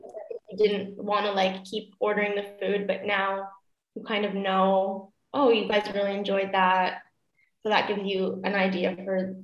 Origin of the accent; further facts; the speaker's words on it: Canada; also born or lived in Niagara Falls, Canada; now in Germany; I am from Canada